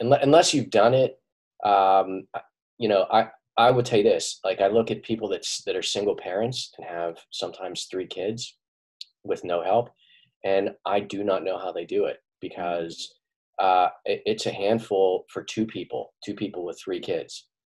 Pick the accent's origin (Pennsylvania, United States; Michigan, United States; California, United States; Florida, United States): Pennsylvania, United States; Pittsburgh; born or raised there; now in Doylestown, United States